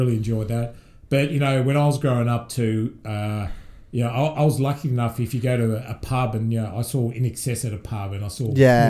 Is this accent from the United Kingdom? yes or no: no; Ormond, Victoria, Australia; also born or lived in South Yarra / Reservoir; we moved to a place called Ormond when I was really young. So I did all my primary school in year 7 in Ormond, and that was interesting because, you know, coming from an Italian family, we were the minority at school.